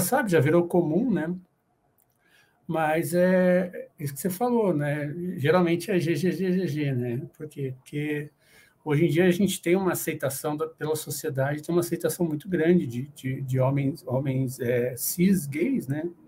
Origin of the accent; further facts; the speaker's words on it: Paraná, Brazil; now in São Paulo, Brazil; eu sou do Paraná, mas no momento eu moro aqui em São Paulo, capital